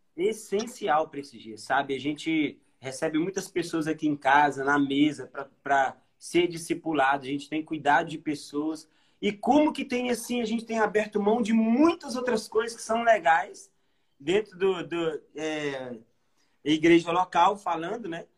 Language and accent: Portuguese; Minas Gerais, Brazil; eu sou de Minas